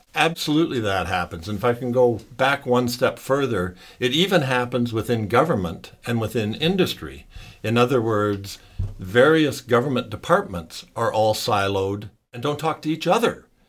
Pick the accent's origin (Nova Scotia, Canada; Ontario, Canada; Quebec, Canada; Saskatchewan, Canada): Ontario, Canada; Sarnia; I was born and raised in Sarnia, Ontario.